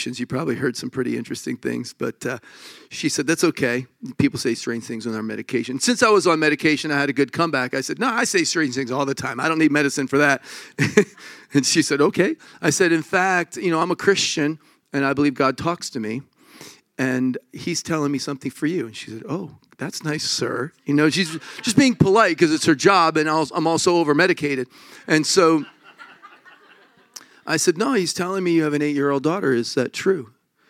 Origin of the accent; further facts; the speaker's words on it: Connecticut, United States; I'm from here